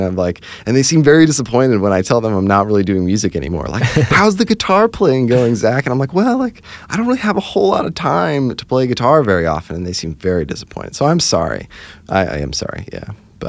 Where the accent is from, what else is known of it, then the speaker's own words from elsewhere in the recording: Hershey, Pennsylvania, United States; now in Nashville, United States; Especially since we moved away, we grew up in Hershey, Pennsylvania. Now we live here in Nashville.